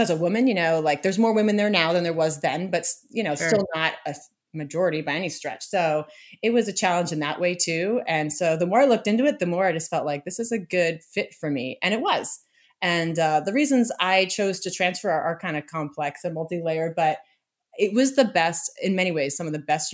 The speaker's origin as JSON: {"language": "English", "area": "just outside of Boston", "region": "Massachusetts", "country": "United States", "tie": "born or raised there", "moved": "as an adult", "said": "I grew up just outside of Boston and I love Massachusetts"}